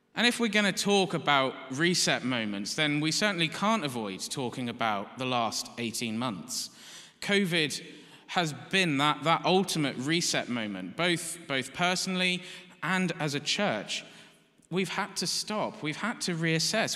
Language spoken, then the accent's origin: English; United Kingdom; we're British